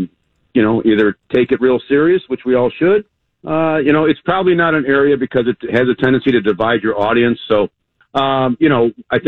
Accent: Chicago, Illinois, United States; I'm from Chicago

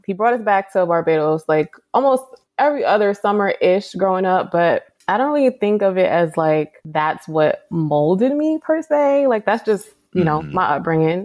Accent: New York City, New York, United States; moved away; Born and raised in the Bronx. My mom is Trinidadian

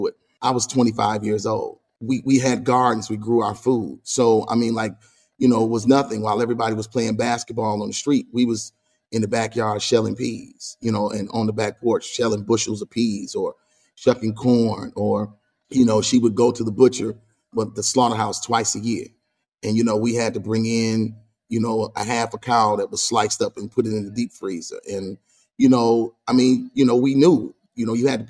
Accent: Grand Rapids, Michigan, United States; Born and raised there

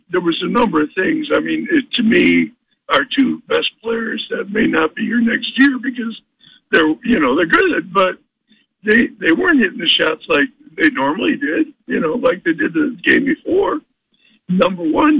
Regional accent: Chicago, Illinois, United States; moved away; I'm from Chicago

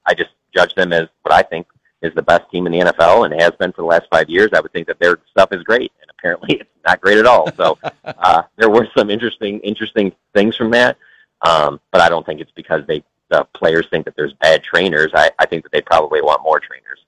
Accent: Detroit, Michigan, United States; moved away; I'm from Detroit

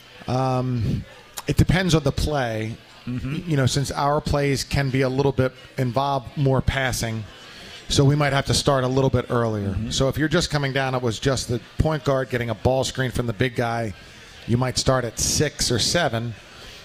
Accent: Philadelphia, Pennsylvania, United States; I'm from Philadelphia

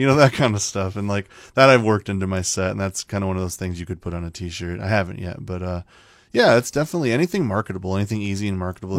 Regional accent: Mason City, Iowa, United States; And I grew up in Mason City. I've lived here my whole life, and I grew up on the north end of Mason City.

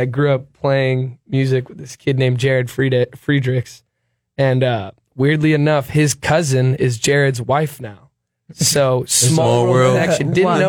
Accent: Sweden; born there; I was born in Sweden and all my family's over there.

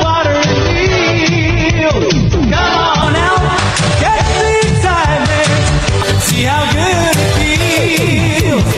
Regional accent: Peterborough, Ontario, Canada; my hometown of Peterborough.

